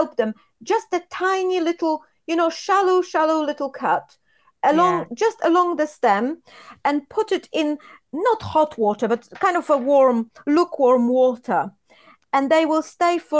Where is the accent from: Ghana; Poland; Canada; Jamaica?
Poland; English is a second language; now in United Kingdom; when I was growing up in Poland